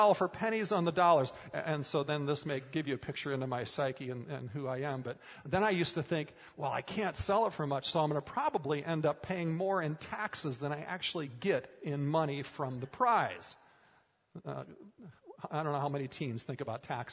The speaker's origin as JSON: {"language": "English", "region": "Minnesota", "country": "United States", "tie": "born or raised there", "said": "as a kid growing up in Minnesota"}